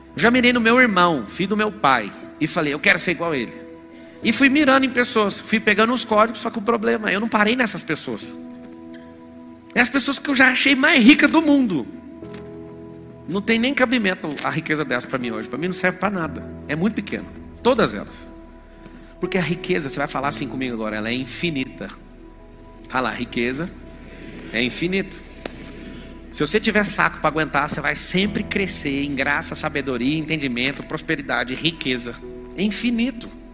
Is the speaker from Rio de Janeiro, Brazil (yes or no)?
no; Goiânia, Goiás, Brazil; moved away as an adult; now in São Paulo, Brazil; Eu lembro de um lugar onde eu fui criado no Parque Ateneu, lá em Goiânia